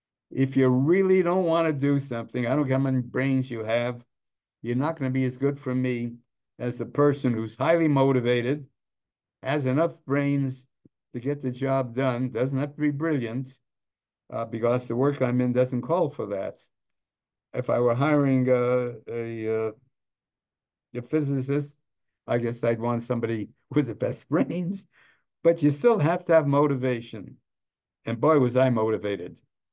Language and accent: English; Los Angeles, California, United States; I came from the wrong side of the tracks. I was a kid from Boyle Heights.